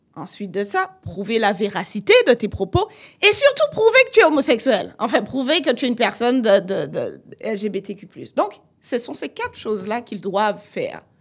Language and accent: French; Martinique; je viens de la Martinique.